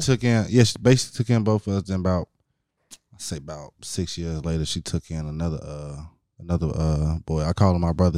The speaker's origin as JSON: {"language": "English", "town": "Hammond", "region": "Indiana", "country": "United States", "tie": "born or raised there", "also_born_or_lived": "Chicago, Illinois", "said": "mainly raised in Indiana"}